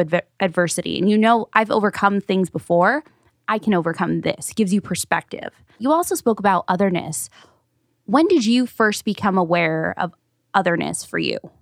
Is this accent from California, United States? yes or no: yes; Paramount, California, United States; I grew up in Paramount, North Long Beach